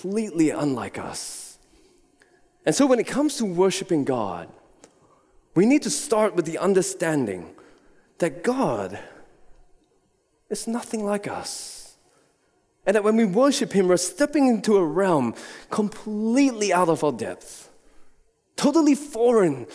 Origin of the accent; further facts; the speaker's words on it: Singapore; moved away; I was born in Singapore and have been there numerous times before